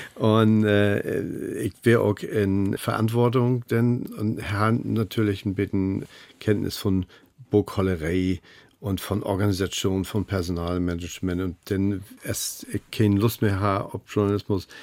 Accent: Hamburg, Germany; als Hamburger sage ich ja ob.

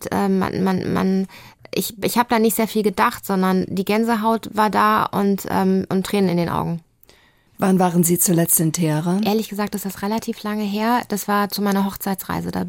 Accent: Lübeck, Schleswig-Holstein, Germany; also bin ich in Lübeck groß geworden, bin aufs Gymnasium gegangen, bin so richtig lübsch äh, mit, mit Plattdütsch irgendwie in der Schule lernen und so

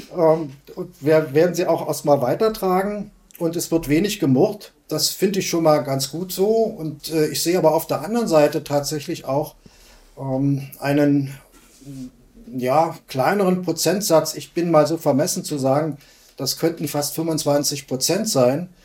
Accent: East Germany, Germany; wir Ostdeutschen

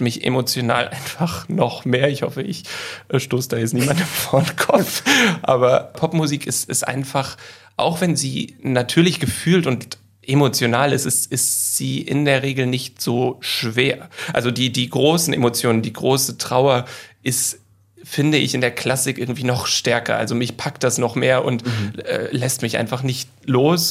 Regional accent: Hamburg, Germany; moved away as an adult; also born or lived in London; die Zeit, die ich aufgewachsen bin in Harburg

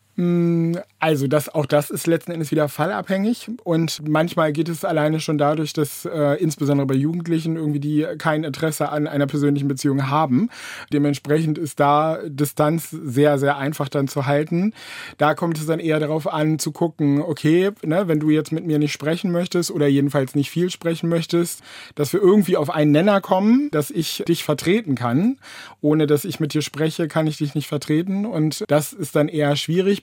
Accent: Bremen, Germany; also born or lived in Varel / Löningen; now in Oldenburg, Germany; eigentlich komme ich ursprünglich gebürtig aus Farel. Das liegt noch ein wenig weiter oben links und äh, von Oldenburg, genau. Und insofern ähm, bin ich ganz lange in Bremen aufgewachsen

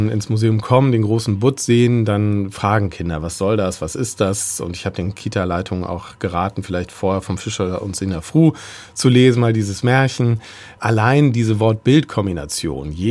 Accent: Gdansk, Pomeranian Voivodeship, Poland; German is a second language; moved away; Ich komme aus Gdansk, also aus Danzig und habe Germanistik studiert.

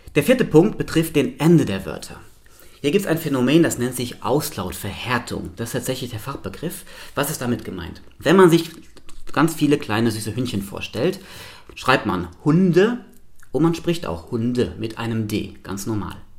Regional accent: Luxembourg; moved away as an adult; now in Hannover, Germany; Ich bin komplett in Luxemburg aufgewachsen

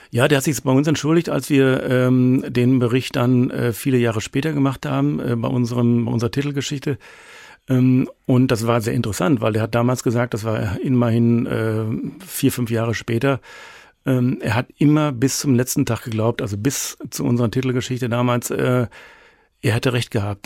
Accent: Germany; als Nation, als Deutsche

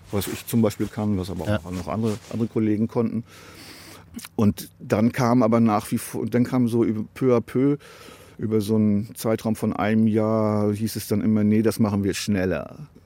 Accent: Bremen, Germany; Und als Bremer gibt es natürlich nur eine Mannschaft, die habe ich mir nicht ausgesucht.

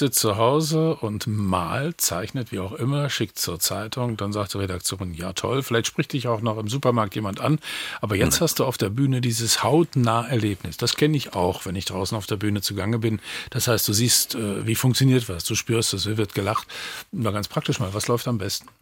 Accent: Western Pomerania, Mecklenburg-Vorpommern, Germany; ich gebürtiger Vorpommer bin

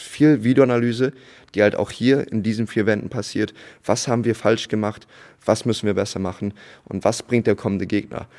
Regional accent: Bremerhaven, Bremen, Germany; moved away as an adult; also born or lived in United States; now in Itzehoe, Germany; Bremerhaven, da mein äh, Abitur auch gemacht mhm. und da Jugendbasketball gespielt.

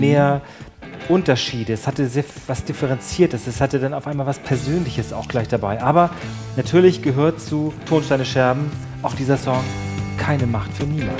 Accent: North Frisia, Schleswig-Holstein, Germany; ich, ich komme aus der Gegend da, ich komme wirklich da aus, aus, der Gegend aus Nordfriesland

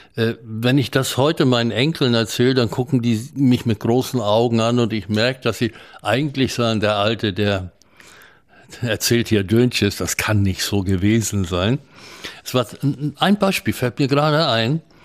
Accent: Bavaria, Germany; moved away; also born or lived in Memel (Klaipėda), Lithuania / Hamburg; in den Fluchtwirren landeten wir in Bayern. Und ich bin in Bayern aufgewachsen

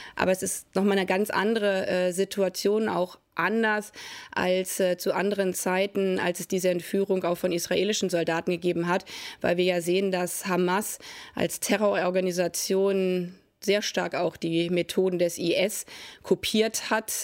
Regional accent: Germany; als Deutsche

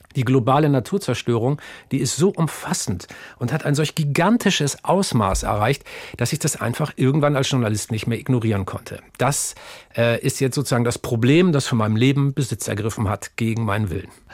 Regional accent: Stade, Lower Saxony, Germany; ein waschechter Norddeutscher. Geboren bin ich bei Stade, um genauer zu sein, stamme ich aus Asseler Moor

